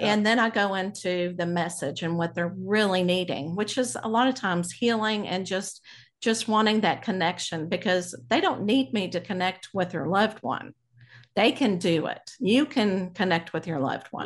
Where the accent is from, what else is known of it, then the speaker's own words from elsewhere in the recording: Abilene, Texas, United States; I grew up in Abilene, Texas.